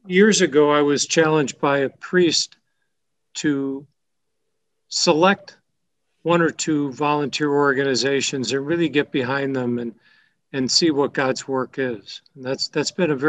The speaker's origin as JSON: {"language": "English", "town": "Chicago", "region": "Illinois", "country": "United States", "tie": "born or raised there", "said": "I grew up in the Chicago area"}